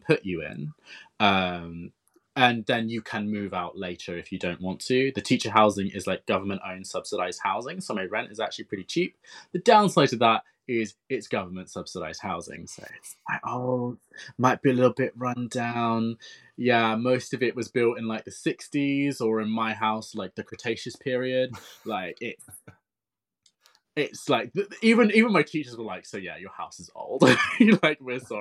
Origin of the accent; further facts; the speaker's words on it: United Kingdom; moved away as an adult; now in Japan; we're from the United Kingdom